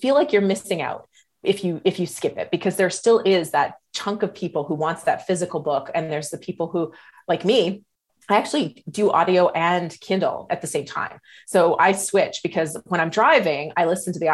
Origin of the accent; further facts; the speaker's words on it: Canada; moved away as an adult; now in Las Vegas, United States; I'm a Canadian living in Las Vegas right now